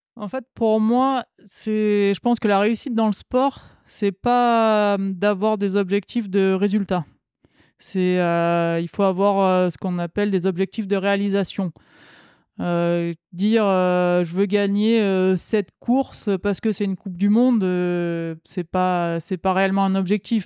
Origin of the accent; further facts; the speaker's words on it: the South, southern France, France; En tant que sudiste